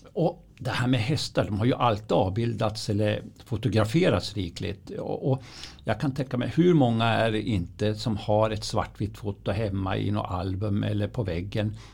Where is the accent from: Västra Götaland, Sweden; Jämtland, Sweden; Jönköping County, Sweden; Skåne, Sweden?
Jämtland, Sweden; Östersund; jag är ju uppvuxen vid Östersundstravet